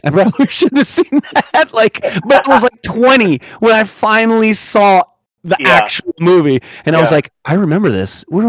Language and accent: English; Paterson, United States; we grew up in Patterson